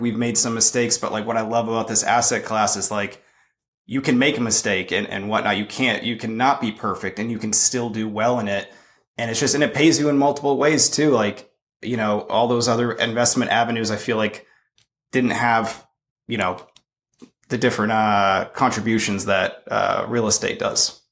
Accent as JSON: {"language": "English", "town": "Boston", "region": "Massachusetts", "country": "United States", "also_born_or_lived": "California / Knoxville, Tennessee", "moved": "as an adult", "said": "I'm originally from Boston."}